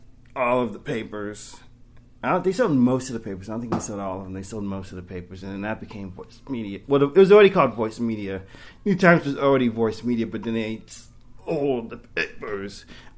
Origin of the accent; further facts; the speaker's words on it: Sacramento, California, United States; moved away; also born or lived in Oakland / Miami; Yeah, I'm originally from Sacramento.